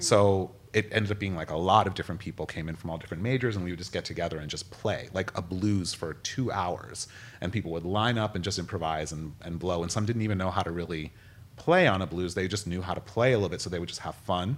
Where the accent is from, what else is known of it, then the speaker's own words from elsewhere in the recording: United States; growing up in America